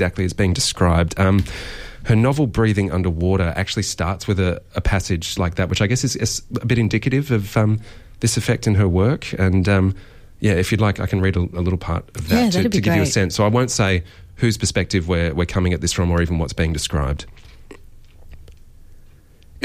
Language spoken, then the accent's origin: English; south coast of New South Wales, Australia; as someone who grew up on the south coast of New South Wales